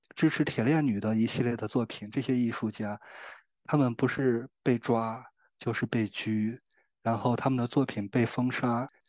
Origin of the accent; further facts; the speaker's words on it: China; 还有我们大陆人